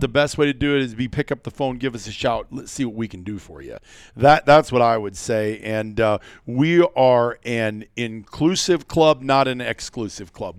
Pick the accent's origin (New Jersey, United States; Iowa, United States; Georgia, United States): Iowa, United States; moved away as an adult; As a kid growing up in Iowa, making a decision to move out here eighteen years ago